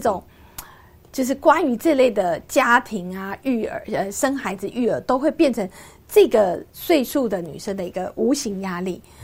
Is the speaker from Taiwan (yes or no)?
yes; Yingge, New Taipei, Taiwan; 因为在英格的时候，它是乡下，它当时是个工业小镇，不像现在是一个观光小镇